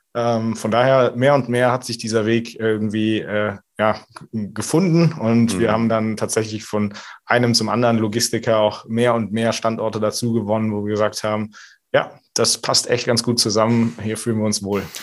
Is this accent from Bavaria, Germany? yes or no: no; Merzenich, North Rhine-Westphalia, Germany; moved away; also born or lived in Düsseldorf; Also ich komme ursprünglich aus Düren, äh, ah. beziehungsweise ah. eigentlich Merzenich, in der Mitte zwischen Köln und Aachen